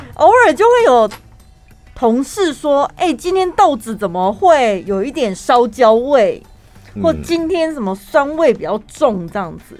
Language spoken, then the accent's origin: Chinese; central Taiwan, Taiwan; 因为我们中部人就是迷信，我们还要看良辰吉时